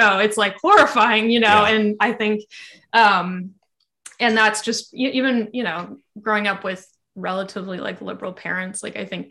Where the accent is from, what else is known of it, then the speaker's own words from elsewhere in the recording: Portland, Oregon, United States; I live in Portland, Oregon, and it's a very like queer city. And I grew up here